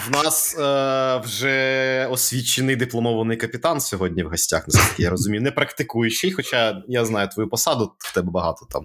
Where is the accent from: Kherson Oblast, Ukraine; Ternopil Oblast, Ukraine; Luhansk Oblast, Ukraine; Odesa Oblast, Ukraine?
Kherson Oblast, Ukraine; Kherson; now in Kyiv, Ukraine; в нашому рідному місті